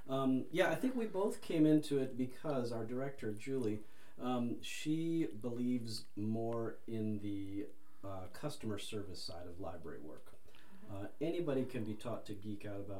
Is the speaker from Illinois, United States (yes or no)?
yes; Chicago, Illinois, United States; moved away as an adult; now in Ohio, United States; I'm from Chicago